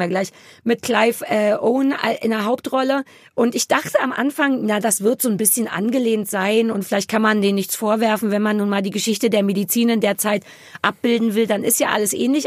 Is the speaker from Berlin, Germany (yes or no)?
yes; Berlin, Germany; für mich als Berliner